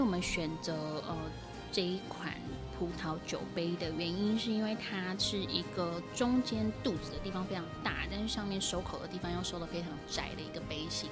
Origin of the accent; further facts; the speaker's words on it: Tainan, Taiwan; 我是台南人，但是我觉得我的身份对台南人来说应该是一个很特别的身份